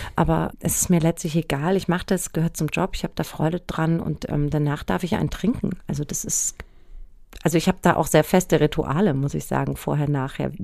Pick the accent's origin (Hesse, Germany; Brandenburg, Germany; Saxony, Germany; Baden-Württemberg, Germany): Hesse, Germany; Frankfurt area; ich komme ja aus der Ecke und bin zwar St. Pauli-Fan, aber Eintracht Frankfurt ist so mein, mein Urverein